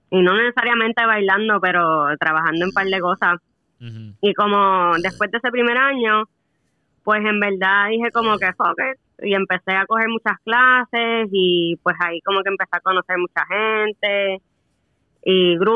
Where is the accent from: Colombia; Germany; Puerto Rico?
Puerto Rico; moved away as an adult; now in United States; Pues, o sea, me fui de Puerto Rico en el 2013.